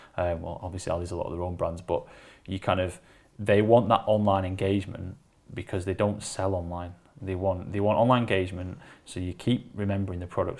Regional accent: Wigan, North West England, United Kingdom; I'm from Wigan

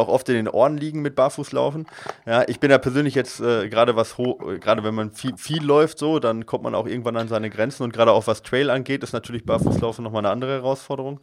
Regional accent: Allgäu, Bavaria, Germany; ich komme jetzt aus dem Allgäu

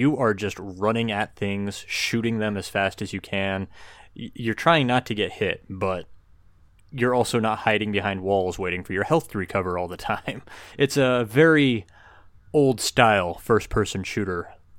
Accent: United States; No, I'm American.

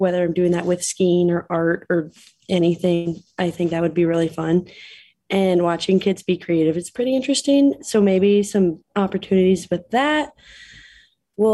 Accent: South Park, Colorado, United States; moved away as an adult; now in Utah, United States; from South Park, Colorado, originally, but I've lived in Utah

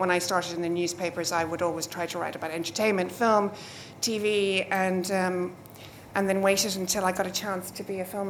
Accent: Ireland; From a very young age in Ireland. I'm Irish, although I work for Screen International, which is in London.

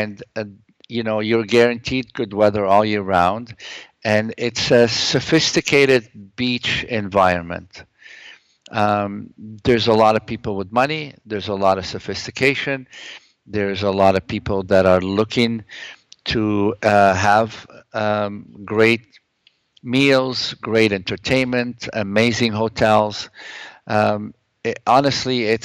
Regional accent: Lebanon; now in Toronto, Canada; I come from the Middle East. I come from Lebanon

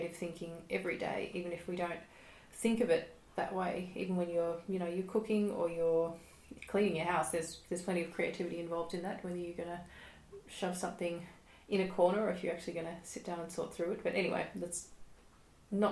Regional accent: Melbourne, Victoria, Australia; I am a musician from Melbourne, Australia

